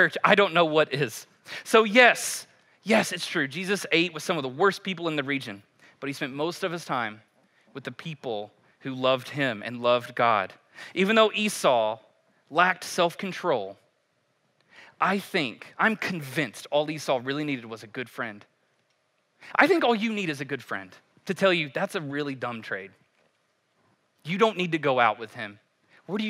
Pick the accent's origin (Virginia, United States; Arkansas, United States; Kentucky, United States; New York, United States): Kentucky, United States; I'm a white boy from Kentucky